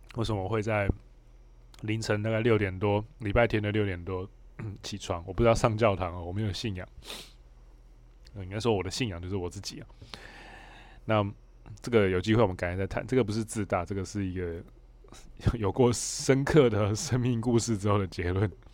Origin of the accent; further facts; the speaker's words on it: Hualien, Hualien County, Taiwan; now in Taipei, Taiwan; 因为我老家在花莲，所以我蛮常，我现在住台北，我蛮常会台北花莲，就是往返的